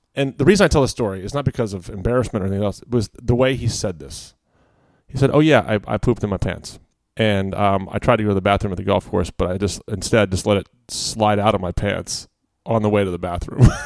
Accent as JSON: {"language": "English", "town": "Quantico", "region": "Virginia", "country": "United States", "tie": "born or raised there", "said": "I grew up around Quantico"}